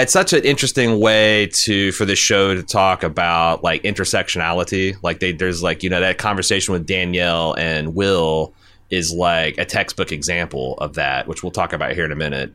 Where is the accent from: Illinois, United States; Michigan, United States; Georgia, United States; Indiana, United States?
Indiana, United States; I was from Indiana, birthplace of Ryan White